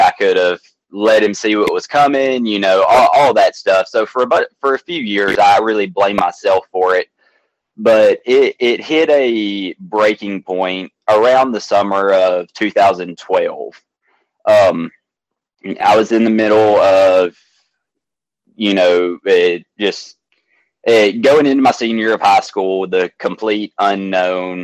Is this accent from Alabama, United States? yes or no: yes; Athens, Alabama, United States; I'm born and raised in Athens, Alabama, where it's a little small town in North Alabama